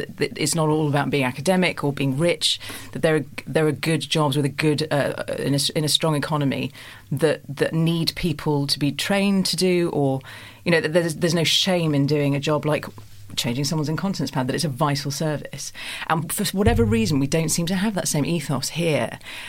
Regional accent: Germany; now in United Kingdom; I have a German father and I grew up in Germany quite a lot

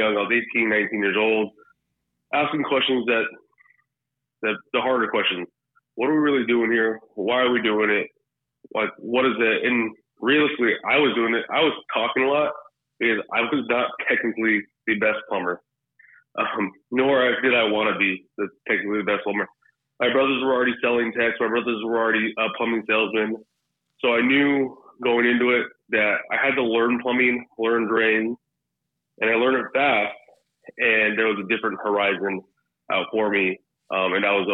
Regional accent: Torrance, California, United States; moved away as an adult; now in Dallas, United States; I grew up in the L.A. area. I grew up in Torrance, California

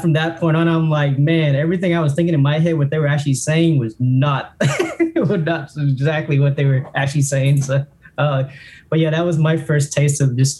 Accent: Alabama, United States; also born or lived in Orlando; growing up in Alabama

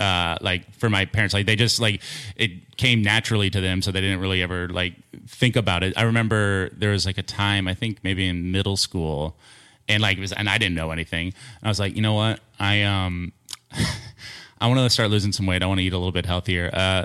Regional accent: Kansas City, Missouri, United States; Kansas City.

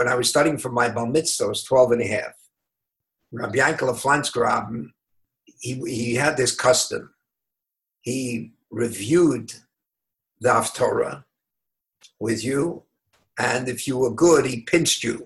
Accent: New York City, New York, United States; now in Los Angeles, United States; I was born in the Lower East Side. My parents came from Eastern Europe. I davened in the Litovitzke Shul, amongst many other shuls on the Lower East Side, a Hasidic shul. I had the schus of being brought up in a prolific neighborhood

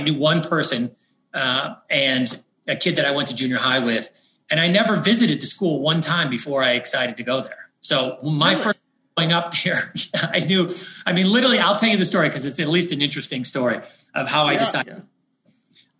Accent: Chicago Heights, Illinois, United States; also born or lived in Matteson, Illinois; I was born in Chicago Heights, Illinois

